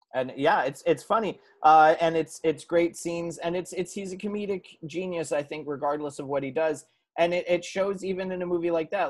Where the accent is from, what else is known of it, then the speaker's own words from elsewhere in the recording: California, United States; I'm from California, been California based my whole life